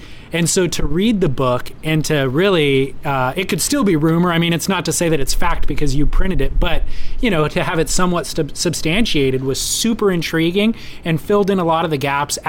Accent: California, United States; as a, middle-class kid growing up in Orange County, having a similar experience to you

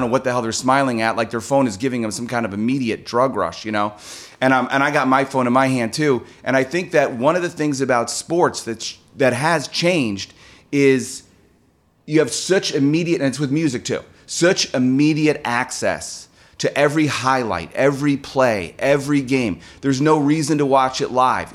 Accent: Chicago, Illinois, United States; moved away; I grew up in Chicago

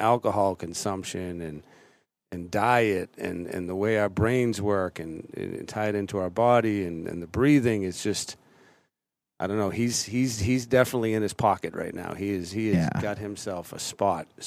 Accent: Boston, Massachusetts, United States; I grew up in Boston.

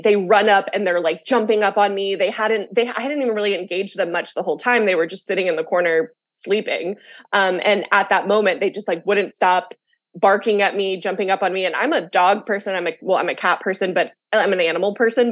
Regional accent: the South, United States; moved away as an adult; now in Washington, D.C., United States; I grew up in the South, so I had like a lot of like religious upbringing

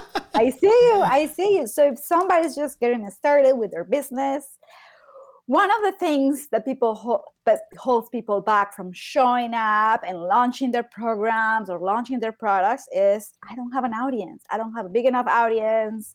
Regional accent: Medellín, Antioquia, Colombia; I am from Colombia. I am from Medellin.

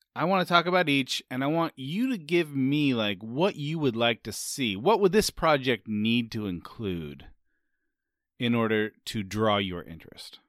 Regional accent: San Francisco, California, United States; I'm from San Francisco, which is famously foggy

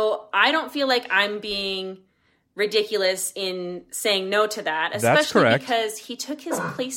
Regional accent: Calgary, Alberta, Canada; I'm from Calgary, Alberta.

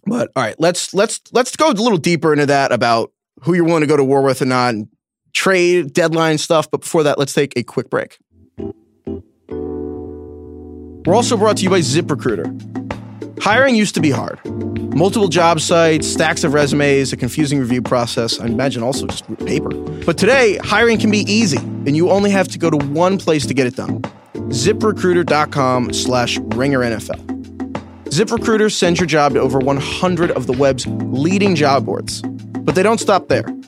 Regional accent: New York, United States; I'm from New York

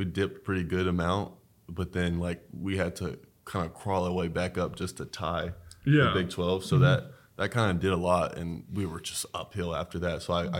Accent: Texas, United States; born or raised there; moved away as an adult; now in Kansas, United States

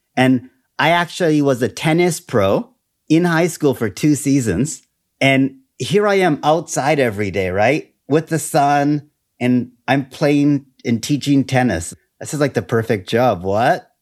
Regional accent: Canada; also born or lived in Taiwan; I am Canadian.

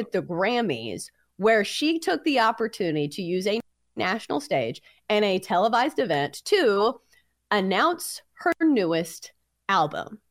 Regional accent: Hendersonville, Tennessee, United States; my hometown

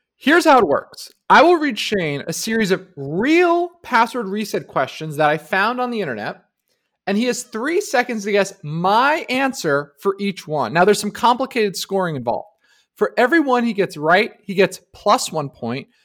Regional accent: New Jersey, United States; I grew up in New Jersey

